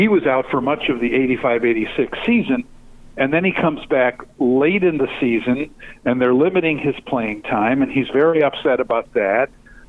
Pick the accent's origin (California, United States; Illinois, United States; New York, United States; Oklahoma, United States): Illinois, United States; Chicago; I grew up in Chicago, and I, you know, have been a Bulls fan my entire life.